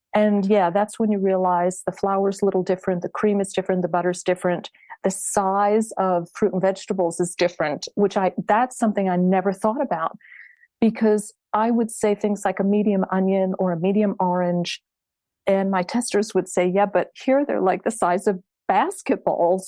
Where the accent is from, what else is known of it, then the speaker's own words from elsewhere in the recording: Satellite Beach, Florida, United States; moved away as an adult; also born or lived in Philadelphia, United States / New York City, United States; now in France; I'm from Florida. I grew up on the Space Coast.